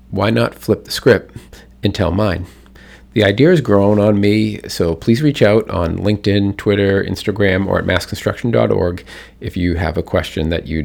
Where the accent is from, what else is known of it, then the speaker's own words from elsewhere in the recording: Boston, Massachusetts, United States; We know we're from Boston.